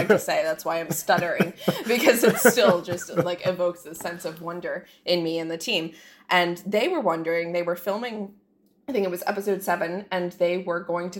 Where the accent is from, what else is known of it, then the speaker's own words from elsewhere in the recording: Jupiter, Florida, United States; I grew up in Jupiter, Florida